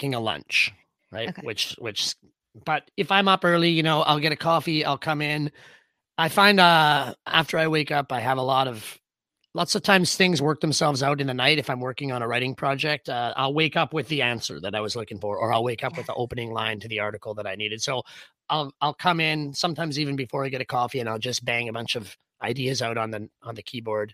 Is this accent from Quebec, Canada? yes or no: no; Whistler, British Columbia, Canada; I grew up in Pinecrest. So outside of Whistler until I was 16